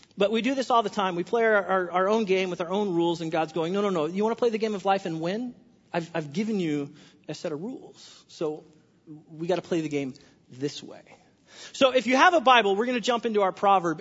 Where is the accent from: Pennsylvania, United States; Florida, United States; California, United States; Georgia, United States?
California, United States; now in Washington, United States; I'm from California